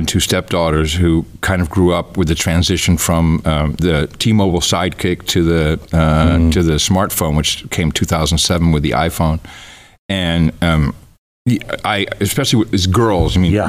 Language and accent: English; Netherlands; English is a second language; I grew up in the Netherlands, and I went over to play at friends' houses, and their grandmas had numbers on their arms.